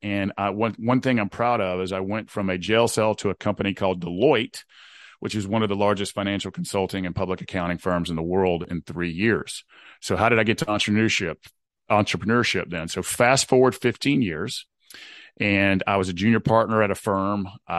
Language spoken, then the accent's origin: English; Southeast, United States; So I grew up in the Southeast United States in a good, hardworking part of the world.